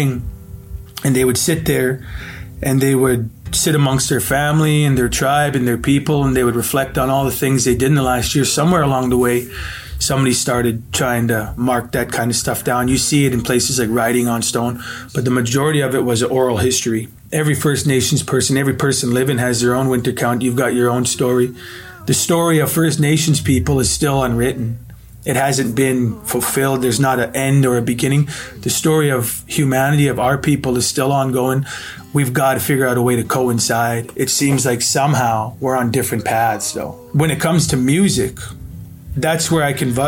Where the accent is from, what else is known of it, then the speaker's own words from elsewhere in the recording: Wenatchee, Washington, United States; I was born in Wenatchee, Washington, down in the Okanagan Valley